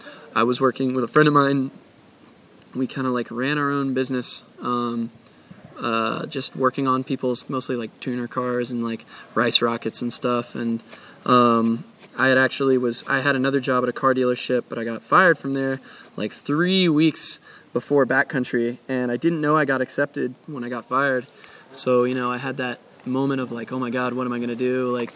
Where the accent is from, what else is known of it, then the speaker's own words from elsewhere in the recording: Florida, United States; Yeah, it went right up through Florida and then got to my hometown where it's like, it's Tallahassee and Jacksonville